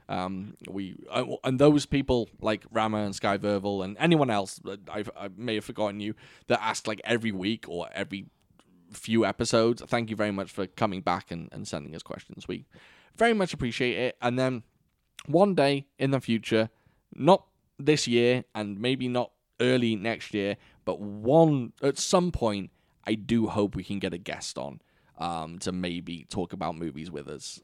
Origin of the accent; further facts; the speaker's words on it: United Kingdom; as a Brit